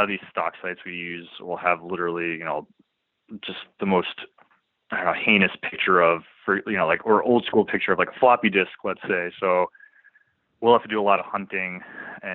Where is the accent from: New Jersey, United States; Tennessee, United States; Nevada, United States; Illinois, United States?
New Jersey, United States; now in Rhode Island, United States; I grew up in North Jersey